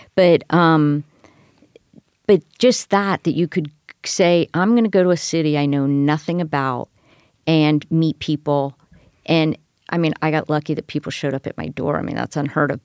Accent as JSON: {"language": "English", "town": "Miami", "region": "Florida", "country": "United States", "tie": "born or raised there", "moved": "yes", "said": "I come from Miami, Florida"}